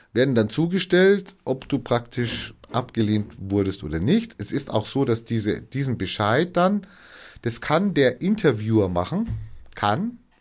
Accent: Germany; Ich war auch Österreicher bin in Deutschland geboren

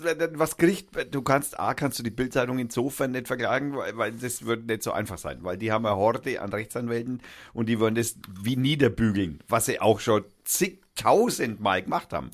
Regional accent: Germany; wir wundern uns als Deutsche

